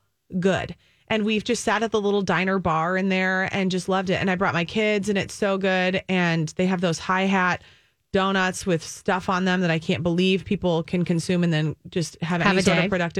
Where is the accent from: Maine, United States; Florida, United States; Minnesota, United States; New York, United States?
Minnesota, United States; as a Minnesotan